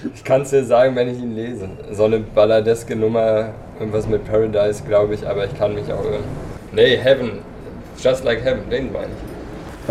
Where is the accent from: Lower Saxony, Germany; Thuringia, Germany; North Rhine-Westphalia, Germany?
North Rhine-Westphalia, Germany; Altena; now in Berlin, Germany; Geboren bin ich 1967 in Altena im Sauerland